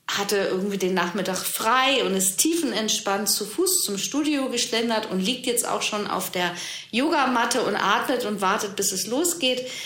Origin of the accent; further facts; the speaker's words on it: Germany; gerade bei uns im Westen, in Deutschland, es muss alles rein und clean sein